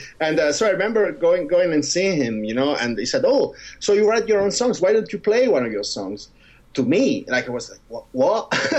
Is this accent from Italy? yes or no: yes; Giulianova, Abruzzo, Italy; moved away; in Giulianova, my hometown, because it's a seaside resort